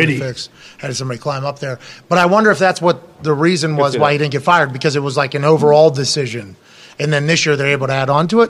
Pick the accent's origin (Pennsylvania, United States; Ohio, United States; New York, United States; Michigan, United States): Pennsylvania, United States; Pittsburgh; because I'm from Pittsburgh